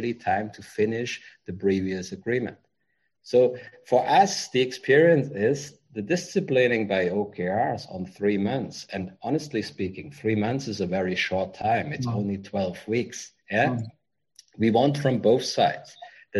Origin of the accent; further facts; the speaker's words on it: Germany; moved away as an adult; now in Vietnam; I'm from Germany